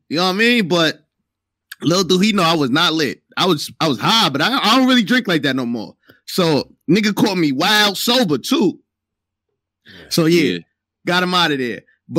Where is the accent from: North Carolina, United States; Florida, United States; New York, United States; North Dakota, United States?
New York, United States; I'm from New York.